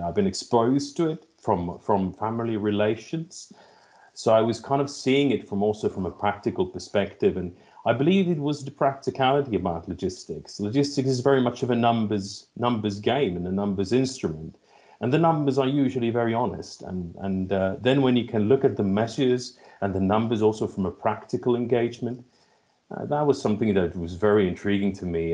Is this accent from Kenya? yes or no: no; Helsinki, Uusimaa, Finland; also born or lived in London / China; now in Espoo, Finland; born and raised in, in Finland, born in Helsinki